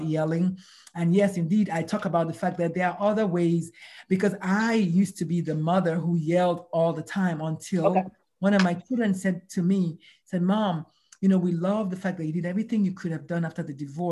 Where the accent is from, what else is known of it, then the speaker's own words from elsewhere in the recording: Nigeria; moved away; I'm Nigerian. We were raised by yelling parents, yelling aunties, yelling neighborhood